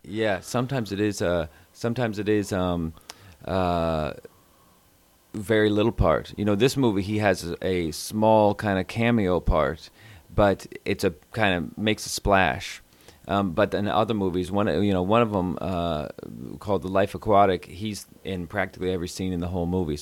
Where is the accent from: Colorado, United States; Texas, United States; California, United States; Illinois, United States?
Texas, United States; Houston; I'm from Houston